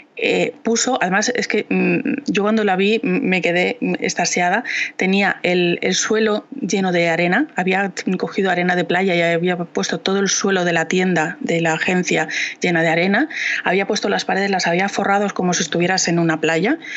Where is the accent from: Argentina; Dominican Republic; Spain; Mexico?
Spain; Valladolid, Castile and León; yo soy de Valladolid